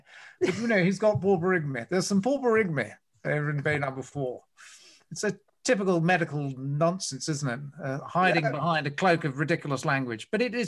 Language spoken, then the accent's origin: English; Australia; I do laugh at a loud fart. I'm Australian. I can't deny.